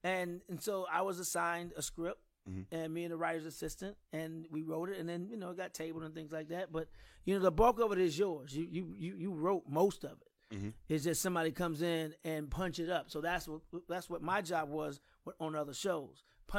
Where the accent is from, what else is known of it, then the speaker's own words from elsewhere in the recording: St. Louis, Missouri, United States; also born or lived in New York; she didn't like how we was growing up in New York, so she chose St. Louis, where they lived before I was born.